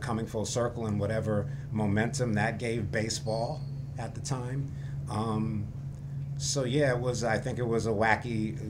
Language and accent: English; New York, United States; I'm a New Yorker